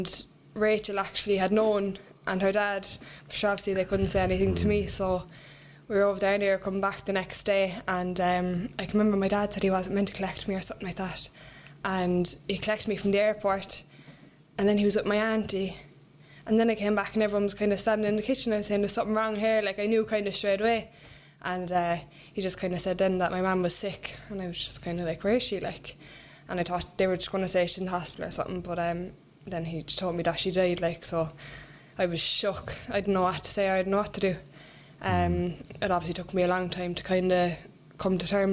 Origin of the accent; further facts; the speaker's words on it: Ireland; I'm 23 and I am from Talker.